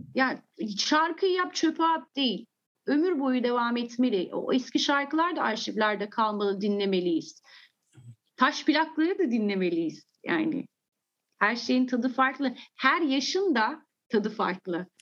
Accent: England, United Kingdom; also born or lived in Turkey; Sonra İngiltere'ye gittim ve ben orada e, daha 3 yaşımda bana bazı şeyler anlatıldığında kafam hiç karışmadı

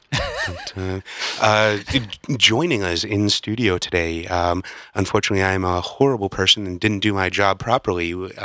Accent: Illinois, United States; I'm from the Illinois myself.

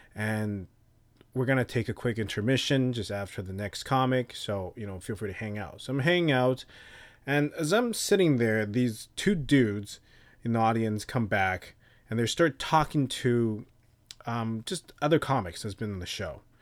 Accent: Taipei, Taiwan; moved away; I grew up in a place where there's cockroaches everywhere in Taipei

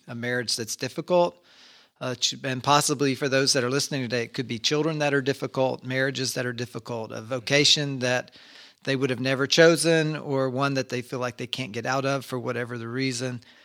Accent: Kentucky, United States; we grew up in Kentucky and our family often would make homemade ice cream

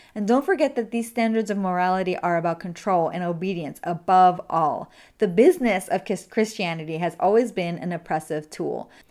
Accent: New York City, New York, United States; my hometown of the Bronx

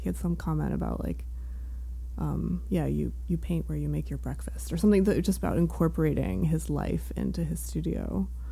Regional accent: Riverside, Connecticut, United States; now in Maine, United States; I am from Connecticut. I grew up an hour outside of New York, pretty much like halfway between New Haven and New York City

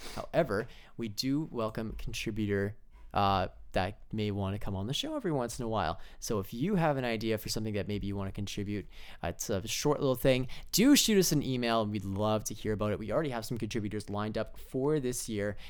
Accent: Altona, Manitoba, Canada; I'm from Altona, Manitoba

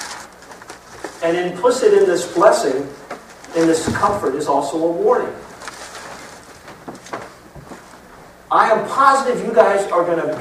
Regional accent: Florida, United States; I grew up in Florida

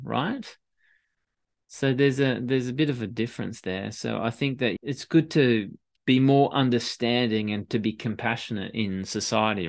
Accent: Australia; moved away as an adult; now in Paris, France; growing up in Australia

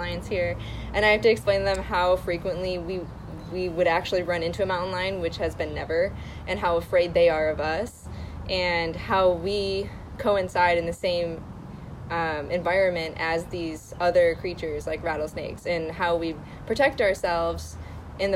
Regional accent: Syracuse, New York, United States; now in Los Angeles, United States; I was from Syracuse, New York.

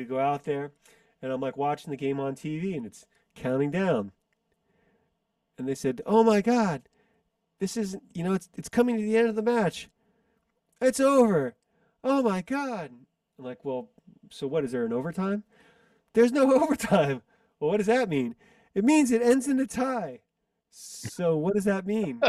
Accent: United States; I'm not Chinese, I'm American.

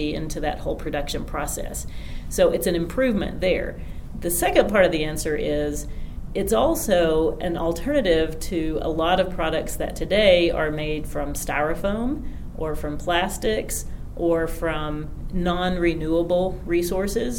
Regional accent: Greenback, Tennessee, United States; I grew up in Greenback, Tennessee, which is, you know, within just a couple of miles of where we sit here in Von Ohr

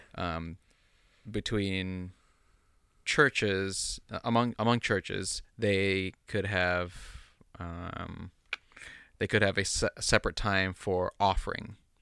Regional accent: United States; also born or lived in Philippines; I'm Filipino, but I grew up primarily in suburban United States.

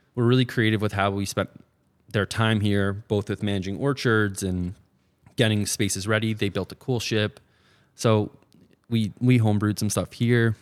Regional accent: New Jersey, United States; moved away as an adult; also born or lived in New York City; I grew up in New Jersey. Um, went to college at uh, in New York City uh, and then was there till 2020

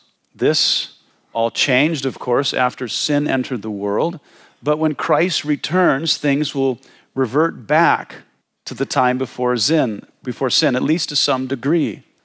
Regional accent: Wyoming, United States; I'm from Wyoming. We have the grizzly bear, and they eat people.

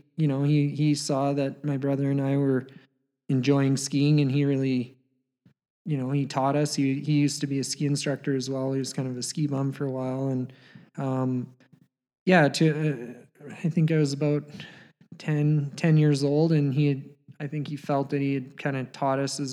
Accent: Canmore, Alberta, Canada; also born or lived in Banff, Alberta; I was born in Banff, Alberta, Canada, and grew up just outside the next town over, Canmore

